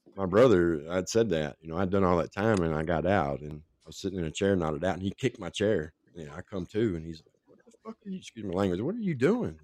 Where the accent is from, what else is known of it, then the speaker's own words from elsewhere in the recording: Franklin, Tennessee, United States; also born or lived in Nashville, Tennessee; I was born in Nashville and raised in Franklin, which is just south of Nashville